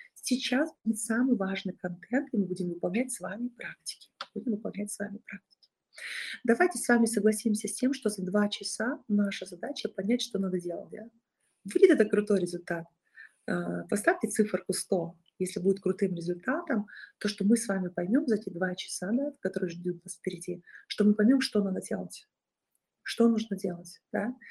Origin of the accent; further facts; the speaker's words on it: Bolshaya Martynovka, Rostov Oblast, Russia; Я из Большой Мартыновки, населенный пункт Ростовской области.